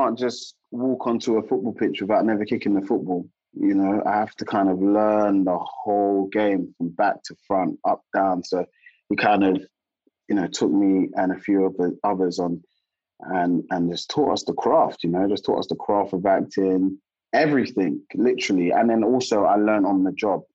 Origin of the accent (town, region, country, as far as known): South London, United Kingdom